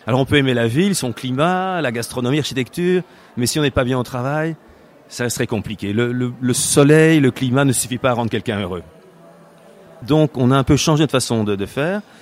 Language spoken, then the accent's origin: French; Belgium; moved away as an adult; now in Barcelona, Spain; je suis belge et ça fait 22 ans que j'habite à Barcelone